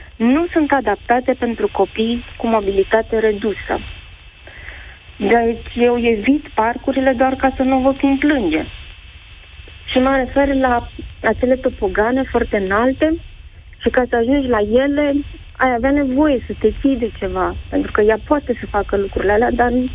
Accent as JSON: {"language": "Romanian", "town": "Iași", "region": "Iași County", "country": "Romania", "tie": "born or raised there", "moved": "as an adult", "lives_now": "Sibiu, Romania", "said": "am plecat din orașul natal, din Iași, am venit în Sibiu"}